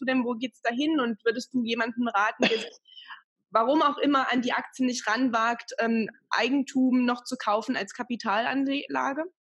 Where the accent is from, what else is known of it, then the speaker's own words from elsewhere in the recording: Magdeburg, Saxony-Anhalt, Germany; now in Bavaria, Germany; meiner alten Heimat Magdeburg